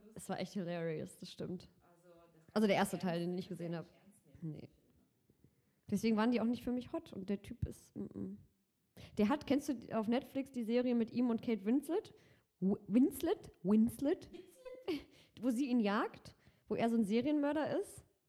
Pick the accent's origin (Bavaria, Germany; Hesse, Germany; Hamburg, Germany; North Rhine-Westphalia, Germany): North Rhine-Westphalia, Germany; Cologne; Ich bin gebürtige Kölnerin